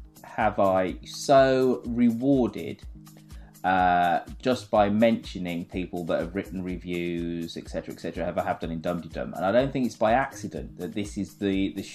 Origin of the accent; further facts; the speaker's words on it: England, United Kingdom; I am English